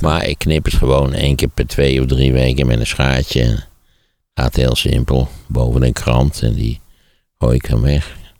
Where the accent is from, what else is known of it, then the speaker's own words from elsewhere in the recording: Wageningen, Gelderland, Netherlands; Ik ben in Wageningen opgegroeid.